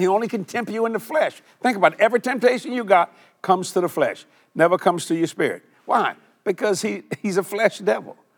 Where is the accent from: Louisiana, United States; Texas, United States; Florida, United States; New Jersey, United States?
Louisiana, United States; Cajun